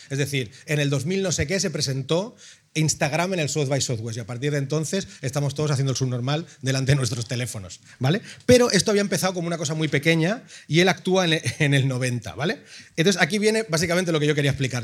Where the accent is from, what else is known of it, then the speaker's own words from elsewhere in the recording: Ripollet, Catalonia, Spain; yo soy de Ripollet